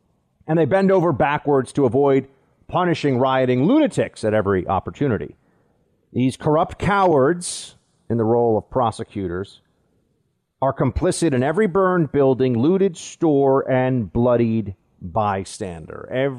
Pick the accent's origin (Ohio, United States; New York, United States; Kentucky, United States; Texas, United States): New York, United States; Manhattan; don't have a New York accent. They're like, you're not really from New York. And I'm like, well, I'm from Manhattan.